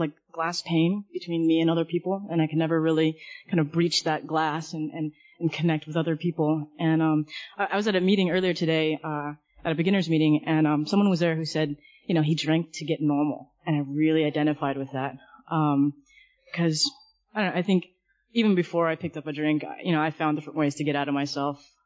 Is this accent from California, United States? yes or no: yes; Southern California, United States; I'm originally from Southern California, and just kind of growing up throughout my childhood